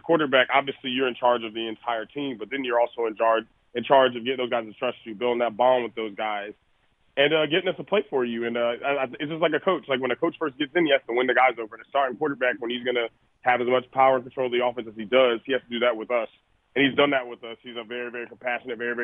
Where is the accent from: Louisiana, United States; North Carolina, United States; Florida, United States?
North Carolina, United States; North Carolina, my home state